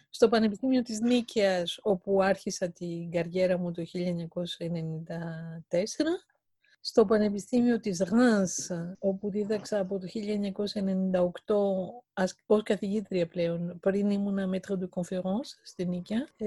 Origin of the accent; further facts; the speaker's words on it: Greece; moved away; also born or lived in Paris, France; Και όταν έφυγα από την Ελλάδα το 1981 και έφτασα στο Παρίσι